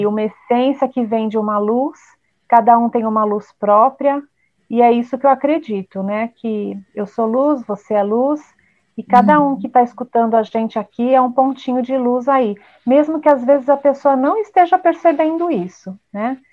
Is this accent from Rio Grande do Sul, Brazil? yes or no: no; São Paulo, Brazil; sou aqui de São Paulo